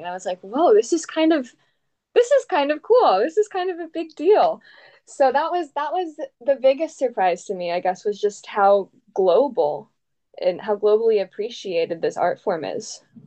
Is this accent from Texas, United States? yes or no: no; Dublin, Ohio, United States; I grew up in Columbus, Ohio, and I actually grew up in a suburb called Dublin, Ohio